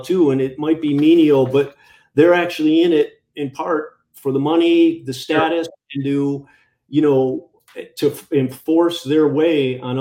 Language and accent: English; Illinois, United States; moved away; My buddies of mine who I grew up with, we talk, still friends, and a lot of them live back in Illinois, and they talk about our old hometown